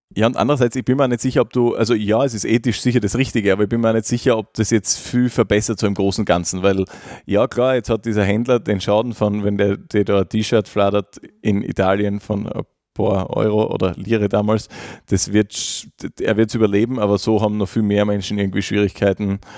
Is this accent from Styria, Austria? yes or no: yes; Gratwein-Straßengel, Styria, Austria; also born or lived in Graz; ich bin dann wieder rausgezogen in, in meinen Heimatort im Norden von Graz, nach Gradweinstraß-Engel